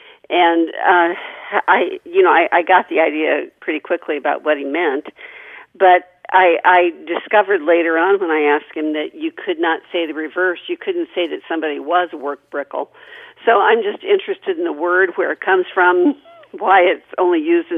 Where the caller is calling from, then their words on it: Indianapolis, Indiana, United States; Indianapolis, Indiana.